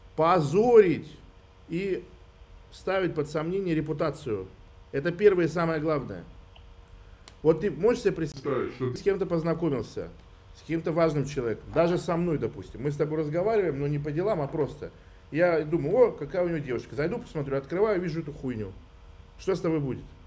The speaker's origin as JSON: {"language": "Russian", "country": "Russia", "tie": "born or raised there", "said": "я хоть и армянин, но я супер э, вот в нашей обычной культуре, русской городской вырос"}